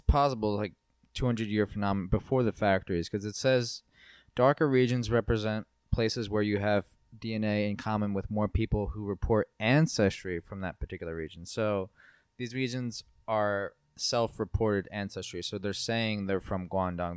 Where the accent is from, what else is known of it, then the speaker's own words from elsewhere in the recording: East Coast, United States; a white American from the East Coast